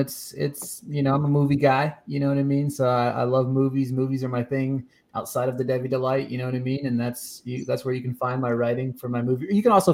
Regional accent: Pennsylvania, United States; now in Nashville, United States; I'm from Pennsylvania, but I'm a Michigan fan.

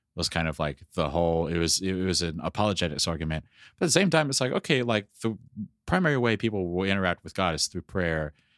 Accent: the South, United States; I grew up in the South.

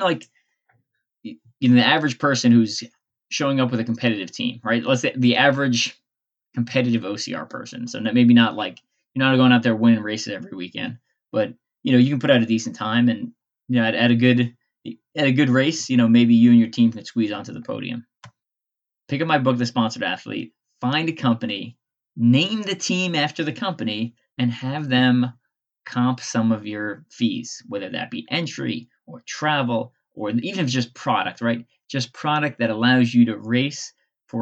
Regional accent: Long Island, New York, United States; now in Midwest, United States; I grew up in Long Island.

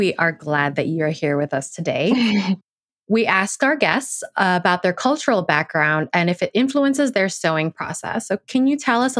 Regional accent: United States; I grew up in America.

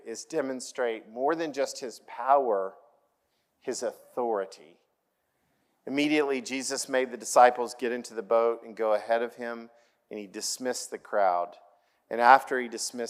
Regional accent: Oklahoma, United States; I grew up in Oklahoma

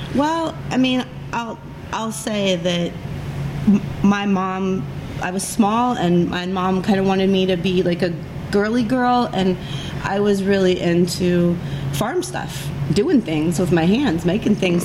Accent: Carroll County, Indiana, United States; I was born and raised in farm country, 50 miles north of uh, Indianapolis in Carroll County

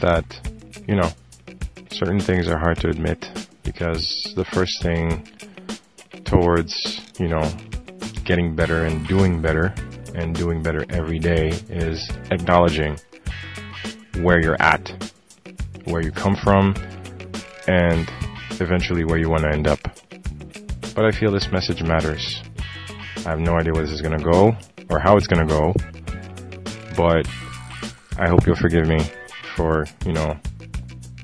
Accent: Haiti; now in Montreal, Canada; I'm from Haiti

